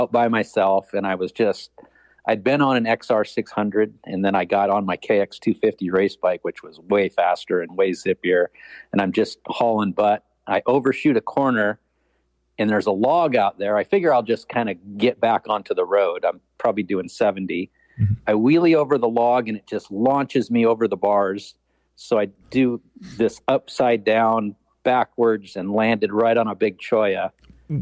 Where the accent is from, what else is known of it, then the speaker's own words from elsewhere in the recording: Pacific Northwest, United States; I'm from the Pacific Northwest